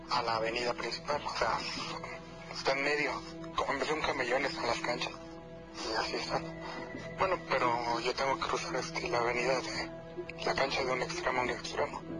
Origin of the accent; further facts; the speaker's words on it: Nezahualcóyotl, State of Mexico, Mexico; yo soy de, de Ciudad Neza